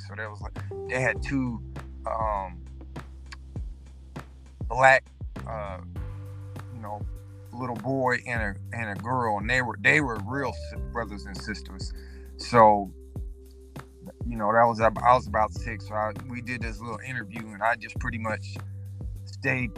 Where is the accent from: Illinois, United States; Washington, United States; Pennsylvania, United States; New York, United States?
Washington, United States; Seattle; my hometown, Seattle